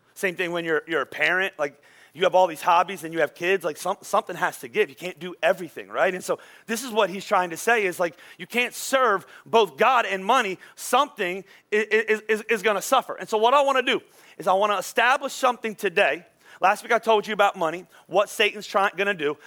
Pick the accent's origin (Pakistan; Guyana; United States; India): United States; Philadelphia, Pennsylvania; I'm from Philadelphia